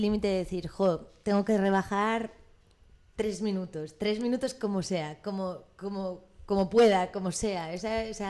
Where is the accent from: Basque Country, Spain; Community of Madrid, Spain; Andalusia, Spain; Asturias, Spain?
Community of Madrid, Spain; Madrid; yo soy madrileña